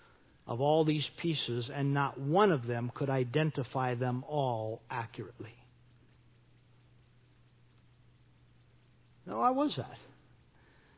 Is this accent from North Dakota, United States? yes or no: yes; North Dakota, United States; I grew up in North Dakota